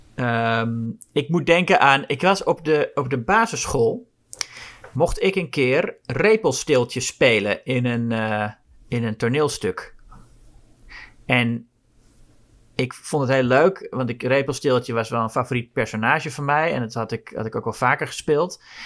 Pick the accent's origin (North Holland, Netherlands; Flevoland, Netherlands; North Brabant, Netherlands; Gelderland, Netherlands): North Holland, Netherlands; Amsterdam; voor mij als Amsterdammer